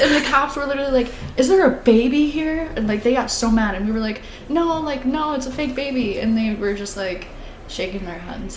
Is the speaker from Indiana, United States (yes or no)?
no; Gladwin, Michigan, United States; since I'm from Gladwin, everybody knows everybody